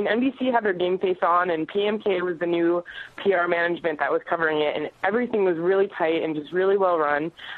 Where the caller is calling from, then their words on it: Los Angeles, California, United States; I'm actually right outside the Nokia Theater right now.